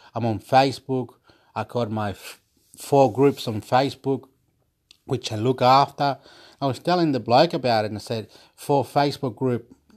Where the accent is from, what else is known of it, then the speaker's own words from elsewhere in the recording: Chile; I'm from Chile